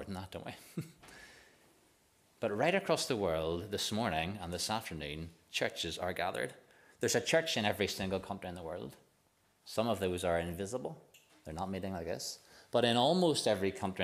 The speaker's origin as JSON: {"language": "English", "town": "Waringstown", "region": "Northern Ireland", "country": "United Kingdom", "said": "I'm from Warringstown, and a bit like Bucknass, it's not a big place."}